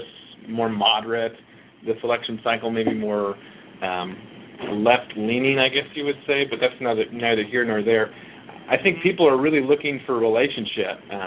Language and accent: English; St. Louis, Missouri, United States; I grew up in St. Louis